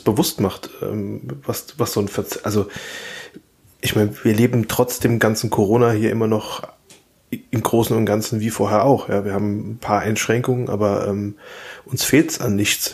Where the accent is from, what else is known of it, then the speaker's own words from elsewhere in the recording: Rhineland-Palatinate, Germany; ich als Pfälzer